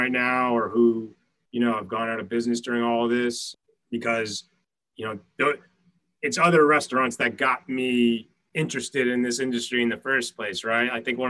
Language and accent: English; New York City, New York, United States; as a New Yorker who lives here